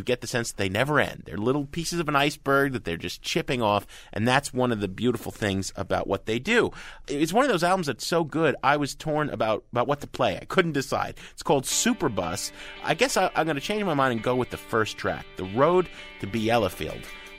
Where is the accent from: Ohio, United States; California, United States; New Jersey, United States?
New Jersey, United States; I grew up in Jersey.